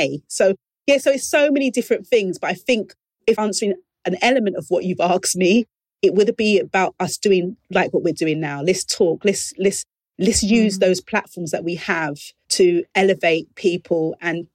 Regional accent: London, United Kingdom; my lived experience as a young girl growing up in the East End of London

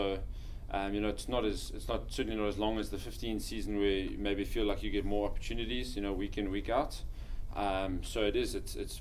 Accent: Johannesburg, Gauteng, South Africa; moved away as an adult; also born or lived in Kimberley, South Africa; now in Scotland; I grew up in South Africa in Joburg, went to school there and played there

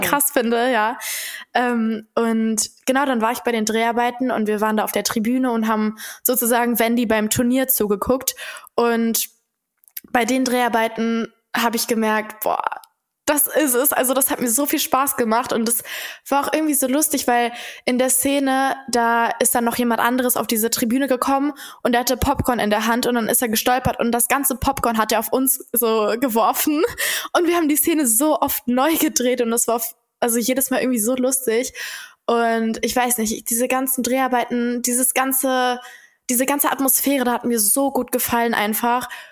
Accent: Dortmund, North Rhine-Westphalia, Germany; moved away as an adult; now in Cologne, Germany; ich komme ja selber aus Dortmund

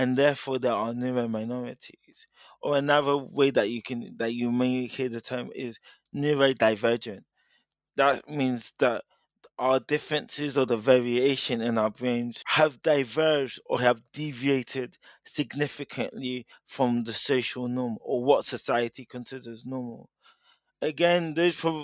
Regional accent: United Kingdom; I'm a British-born Nigerian

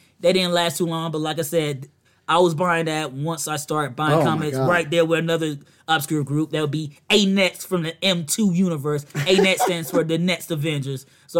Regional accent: Virginia, United States; From where I'm from, we don't have these washing machines.

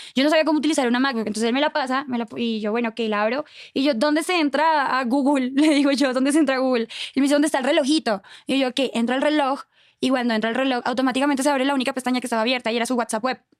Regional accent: Cúcuta, Norte de Santander, Colombia; moved away as an adult; also born or lived in Bogotá, Colombia; now in Mexico; Cúcuta, de donde yo soy

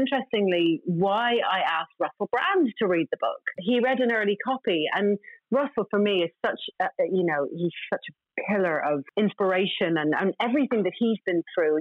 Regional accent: Ireland; I'm Irish.

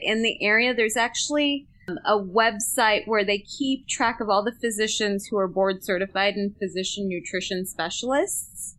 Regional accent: United States; I grew up in the United States.

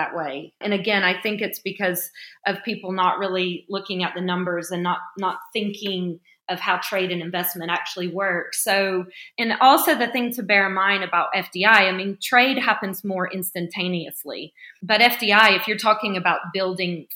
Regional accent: Alabama, United States; moved away; I'm originally from Alabama

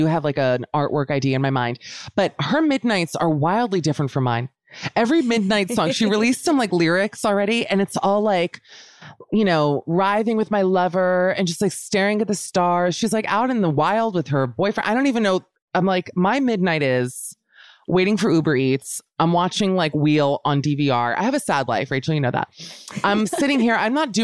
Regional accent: Miami, Florida, United States; also born or lived in Los Angeles; now in London, United Kingdom; I'm from Miami, as you know, and then I lived in LA for a bit.

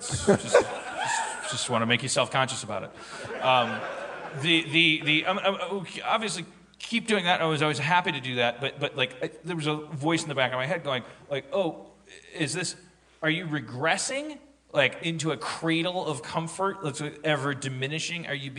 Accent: Austin, Texas, United States; Like, I'm from Austin, so it's a cowboy hat.

